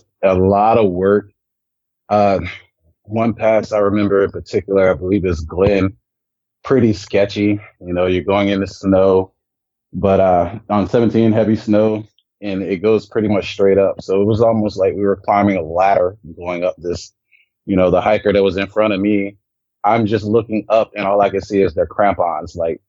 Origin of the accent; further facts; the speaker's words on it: Germany; born there; also born or lived in Colorado Springs, United States; No, we don't, but I was born actually in Germany. I'm a military brat.